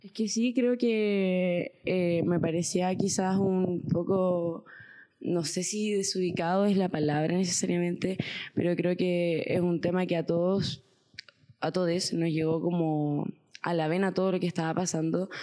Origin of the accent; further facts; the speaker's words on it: La Serena, Coquimbo, Chile; also born or lived in Santiago; yo soy de La Serena, eh, o sea, nací en Santiago, pero me considero serenense